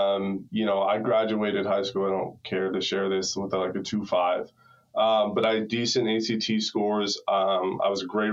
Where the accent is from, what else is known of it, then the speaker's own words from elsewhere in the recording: Hopkinton, Massachusetts, United States; I grew up in a little town outside of Boston, Massachusetts. It's where the marathon starts, Hopkinton.